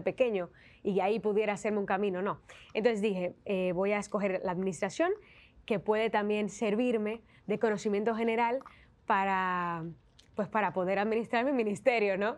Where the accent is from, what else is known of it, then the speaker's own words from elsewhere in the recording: Santiago de los Caballeros, Santiago, Dominican Republic; moved away as an adult; now in Spain; en mi ciudad, en Santiago de los Caballeros